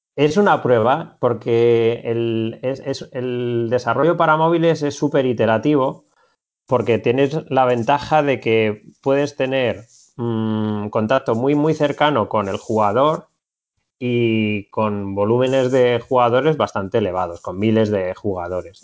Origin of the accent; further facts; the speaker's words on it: Madrid, Community of Madrid, Spain; moved away as an adult; now in Barcelona, Spain; Yo soy de Madrid, pero hace cuatro años me vine para, para Barcelona